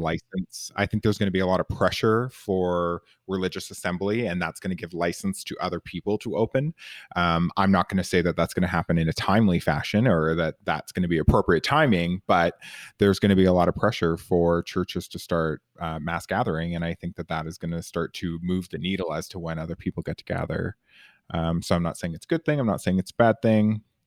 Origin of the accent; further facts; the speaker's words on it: Canada; I'm Canadian